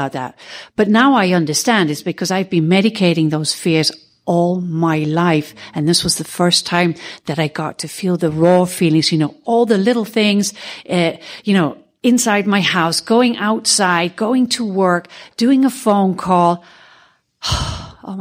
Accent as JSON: {"language": "English", "country": "Netherlands", "said": "I'm from Holland"}